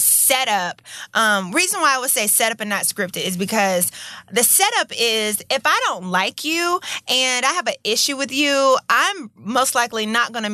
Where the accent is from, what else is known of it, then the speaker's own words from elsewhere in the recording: Atlanta, Georgia, United States; I'm from Atlanta